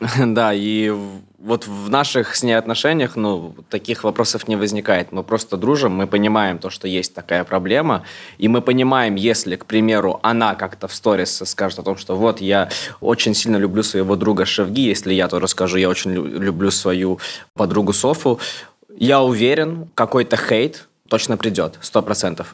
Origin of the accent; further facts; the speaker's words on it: Moscow, Russia; И я родился, вырос в Москве